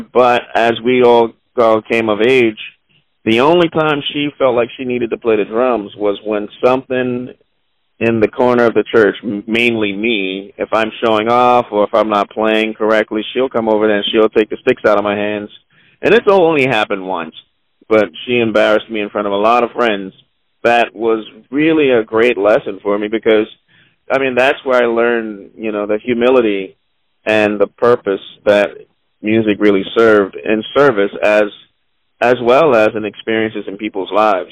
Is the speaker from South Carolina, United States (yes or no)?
yes; Charleston, South Carolina, United States; I grew up specifically in Charleston, South Carolina